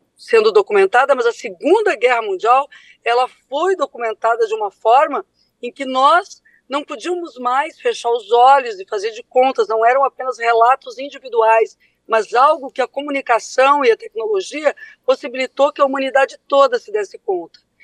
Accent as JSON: {"language": "Portuguese", "country": "Brazil", "said": "esse país tão complexo que é o nosso"}